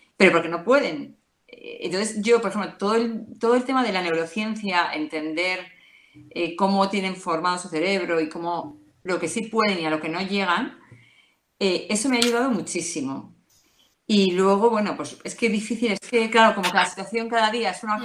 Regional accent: Madrid, Community of Madrid, Spain; soy de Madrid

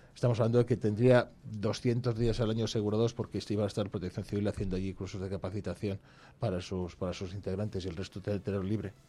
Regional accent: Brañosera, Castile and León, Spain; a mi pueblo, fuimos a Brañosera

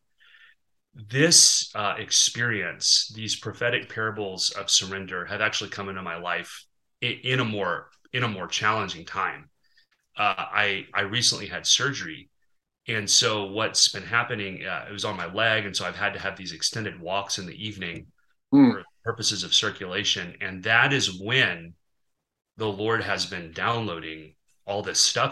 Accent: Arkansas, United States; I grew up kayaking on the Mulberry River in Arkansas

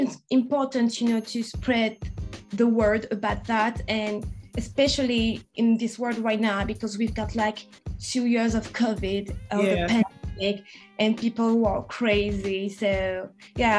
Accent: France; accent: French; English is a second language; moved away as an adult; now in London, United Kingdom; I'm French, as you can hear from my accent, and Caribbean. So my both parents are from Haiti, and I was born in France, and now I live in London

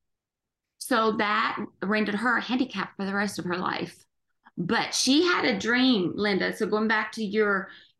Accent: Cork, Munster, Ireland; moved away as an adult; now in United States; I was born in Cork City

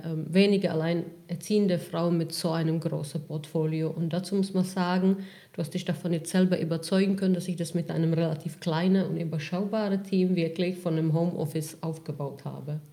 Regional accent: Czechia; now in Germany; Ich komme ursprünglich aus Tschechien. Ähm, ich bin vor fast 20 Jahren nach Deutschland gekommen

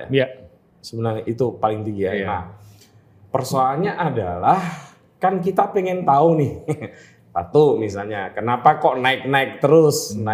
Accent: South Jakarta, Jakarta, Indonesia; Tapi saya asli anak Jakarta ah. dan asli anak Jaksel.

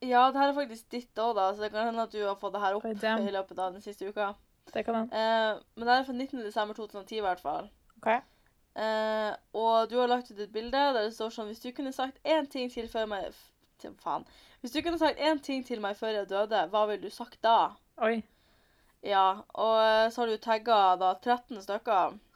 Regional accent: Bodø, Nordland, Norway; moved away; å være mm. hjemme i Bodø på ferie.

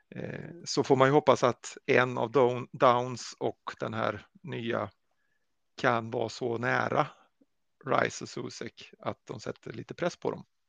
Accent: Sweden; som svenskar

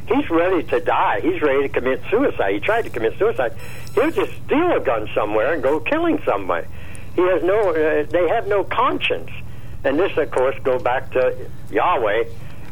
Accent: Laurelton, Pennsylvania, United States; I was born and raised in Laurelton

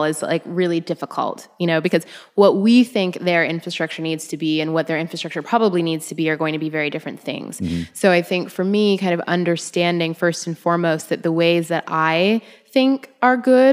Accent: Toronto, Ontario, Canada; also born or lived in Los Angeles; now in New York, United States; I'm from Toronto

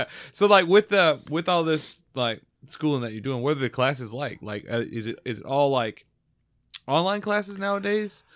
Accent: Georgia, United States; born and raised in Georgia

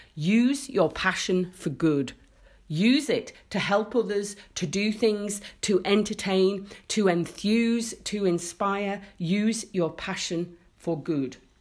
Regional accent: Isle of Man; my life growing up in the Isle of Man

